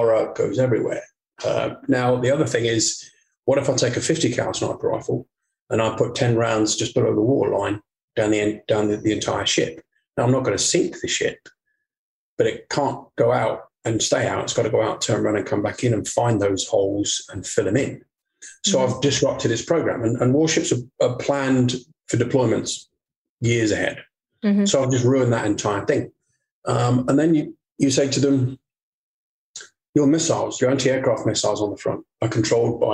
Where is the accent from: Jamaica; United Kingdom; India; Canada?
United Kingdom; Portsmouth, South East England; moved away; I went down to my hometown of Portsmouth